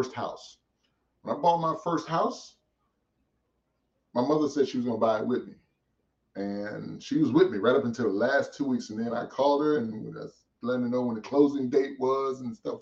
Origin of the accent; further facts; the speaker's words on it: St. Louis, Missouri, United States; also born or lived in Massachusetts / Nebraska; I was born in Massachusetts and I grew up in St. Louis